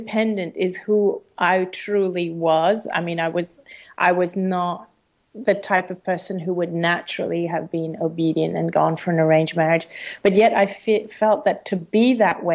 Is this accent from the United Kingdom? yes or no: no; Hong Kong; living in Hong Kong and being an Indian person in a Chinese country, being an Indian